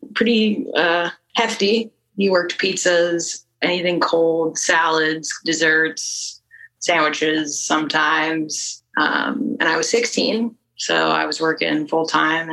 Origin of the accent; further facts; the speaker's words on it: Sunbury, Ohio, United States; also born or lived in Columbus, Ohio; Born and raised in Sunbury. I am from Columbus